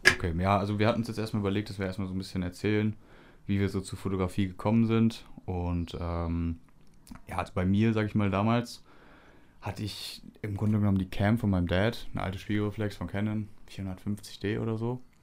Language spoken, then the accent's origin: German; Düsseldorf, North Rhine-Westphalia, Germany; bei uns in Düsseldorf